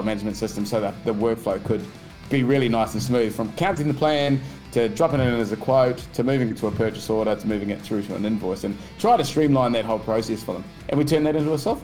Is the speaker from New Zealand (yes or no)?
yes; Wellington, New Zealand; accent: New Zealand; moved away as an adult; now in Kingscliff, Australia; I grew up in Wellington, New Zealand there, and I grew up boxing